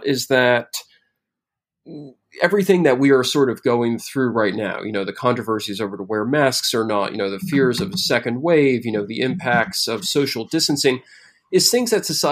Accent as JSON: {"language": "English", "town": "New York City", "region": "New York", "country": "United States", "said": "as a New Yorker"}